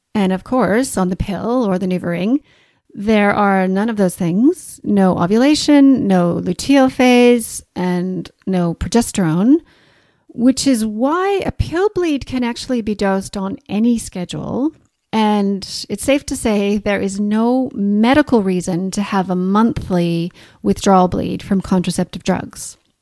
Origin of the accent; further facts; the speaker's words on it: Canada; accent: Canadian, mixed with Australian; moved away as an adult; also born or lived in Australia; now in Christchurch, New Zealand; As you can probably hear from my accent, I'm Canadian, mixed with a few years in Australia